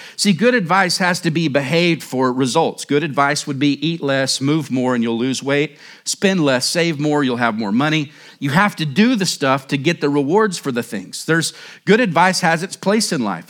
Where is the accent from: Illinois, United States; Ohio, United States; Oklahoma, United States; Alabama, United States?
Oklahoma, United States; moved away as an adult; now in Surprise, United States; I grew up in Oklahoma